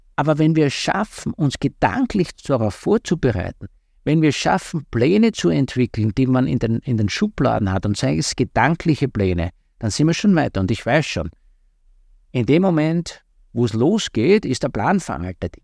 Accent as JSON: {"language": "German", "region": "southeastern Styria", "country": "Austria", "said": "Ich komme aus, der, äh, aus der Südoststeiermark ursprünglich"}